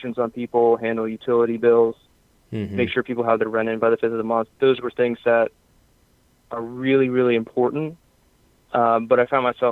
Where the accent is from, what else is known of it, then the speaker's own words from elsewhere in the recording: Pennsylvania, United States; So I'm from Pennsylvania. I live near the Philadelphia area, just outside the city.